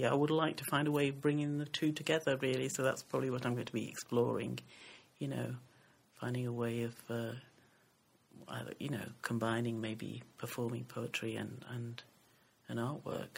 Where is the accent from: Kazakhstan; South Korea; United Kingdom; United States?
United Kingdom; the north of England; also born or lived in Sierra Leone; my mom left my dad when I was five and brought me and my sister over, and we went to live in the north of England